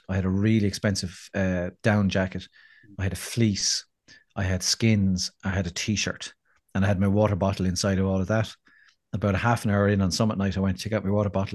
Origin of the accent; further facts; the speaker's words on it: Ireland; we need to hear as Irish people